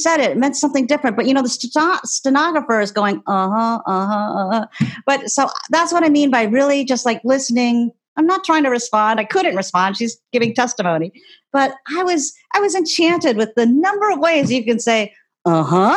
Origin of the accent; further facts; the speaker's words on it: Ohio, United States; I grew up in Ohio, a swing state